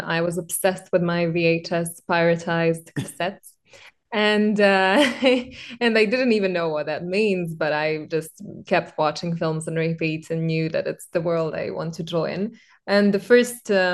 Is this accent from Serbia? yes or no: yes; Belgrade, Serbia; Serbia and Belgrade, where I'm from